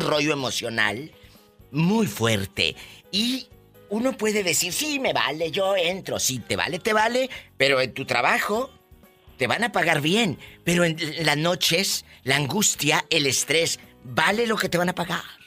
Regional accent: Matamoros, Tamaulipas, Mexico; yo soy de Matamoros

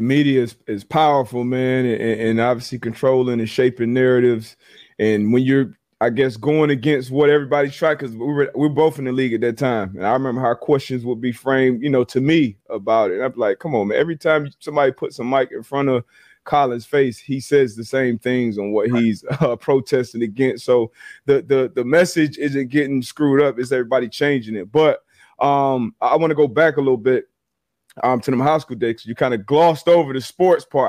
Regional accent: Fort Lauderdale, Florida, United States; moved away as an adult; also born or lived in Connecticut; growing up in South Florida

